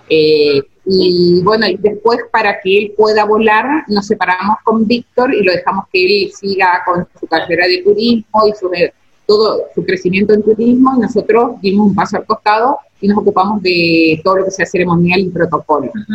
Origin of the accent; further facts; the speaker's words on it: Esquina, Corrientes, Argentina; somos de China, China es una ciudad turística